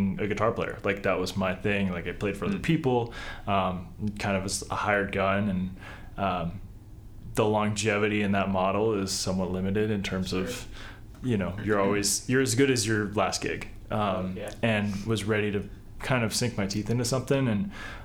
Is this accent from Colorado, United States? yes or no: yes; Colorado Springs, Colorado, United States; From Colorado Springs. Hometown show